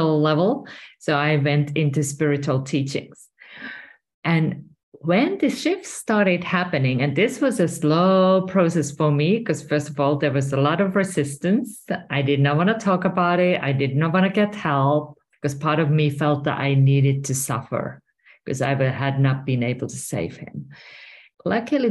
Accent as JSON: {"language": "English", "country": "Finland", "moved": "as an adult", "lives_now": "Spain", "said": "I'm originally from Finland and currently I'm residing in Spain"}